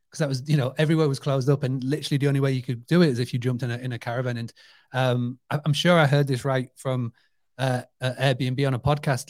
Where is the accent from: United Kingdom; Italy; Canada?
United Kingdom; I grew up on a two-hundred-acre farm, stay business. So it's amazing to me as a British person